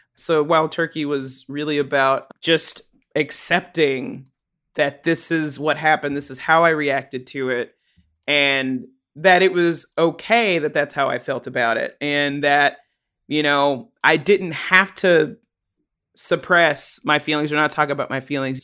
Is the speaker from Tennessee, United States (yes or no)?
yes; Chattanooga, Tennessee, United States; now in Johnson City, United States; I grew up in Chattanooga. I lived there the first nineteen or twenty years of my life